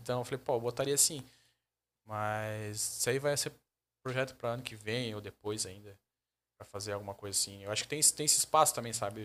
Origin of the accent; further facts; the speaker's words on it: Joinville, Santa Catarina, Brazil; Mas eu sou de Joinville mesmo, da Zona Sul